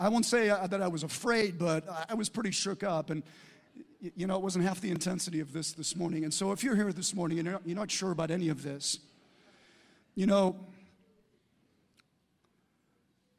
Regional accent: United States; I'm an American

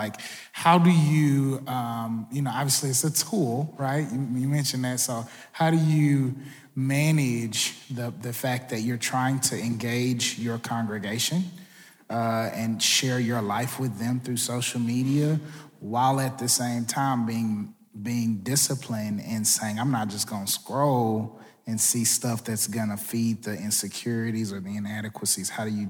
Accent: Atlanta, Georgia, United States; I'm from Atlanta, Georgia.

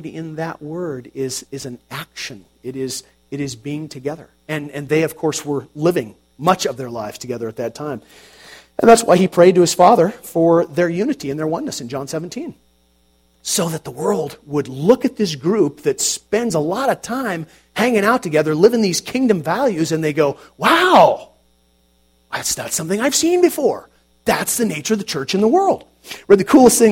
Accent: United States; we are American Christians

